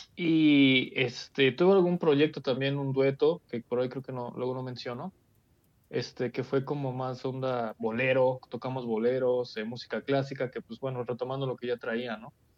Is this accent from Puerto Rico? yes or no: no; Mexico; yo soy mexicano